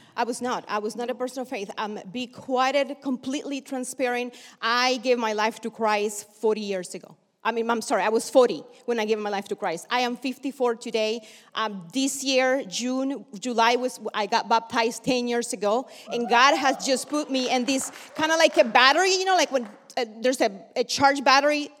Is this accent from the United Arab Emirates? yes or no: no; Bluefields, South Caribbean Coast Autonomous Region, Nicaragua; now in United States; I was born in Nicaragua, actually Bluefields in the Atlantic coast of Nicaragua.